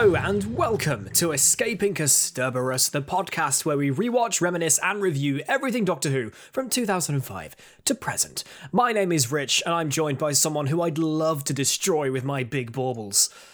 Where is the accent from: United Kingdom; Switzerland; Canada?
United Kingdom; I'm British.